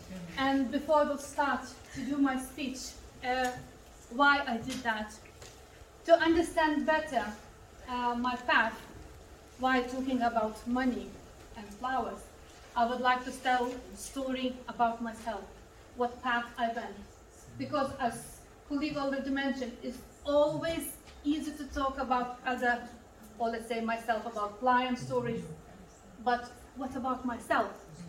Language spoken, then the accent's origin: English; Virginia, United States; I'm a girl from Virginia.